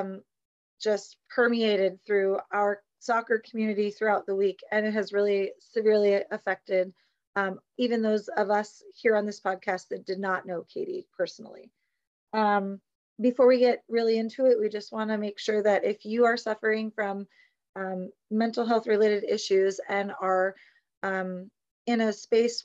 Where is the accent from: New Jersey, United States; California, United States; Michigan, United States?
California, United States; San Jose; I'm from the South Bay, San Jose